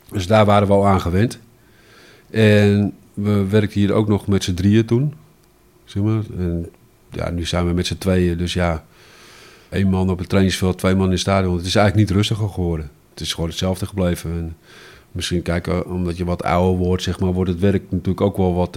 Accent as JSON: {"language": "Dutch", "town": "Alkmaar", "region": "North Holland", "country": "Netherlands", "tie": "born or raised there", "also_born_or_lived": "Heemskerk", "said": "Ik ben eigenlijk nooit uit Alkmaar vertrokken"}